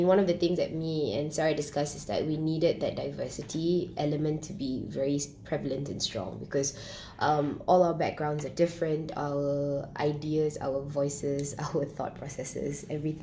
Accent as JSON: {"language": "English", "country": "Singapore", "tie": "born or raised there", "said": "I was born and bred in Singapore"}